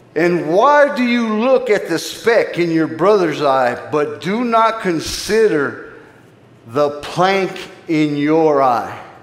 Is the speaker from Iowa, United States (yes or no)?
no; Phoenix, Arizona, United States; I grew up in Phoenix, Arizona. I grew up in the inner city